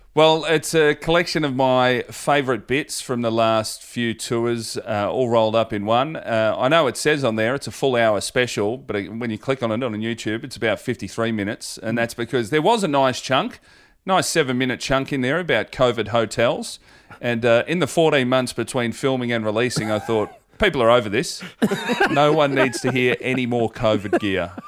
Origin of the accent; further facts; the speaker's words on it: Hoppers Crossing, Victoria, Australia; I'm from Hoppers Crossing